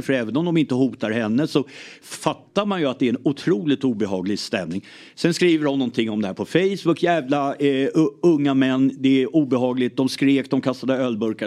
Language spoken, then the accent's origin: Swedish; Lidingö, Stockholm County, Sweden; born or raised there; also born or lived in Ireland